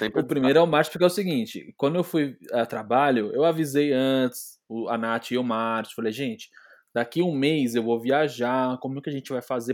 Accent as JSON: {"language": "Portuguese", "country": "Brazil", "said": "a gente é brasileiro"}